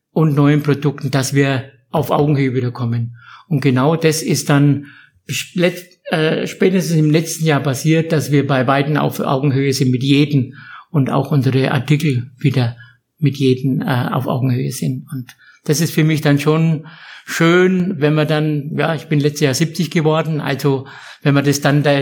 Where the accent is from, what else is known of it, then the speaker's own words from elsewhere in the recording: Herzogenaurach, Bavaria, Germany; bekennender Franke bin, bekennender Herzog Auracher bin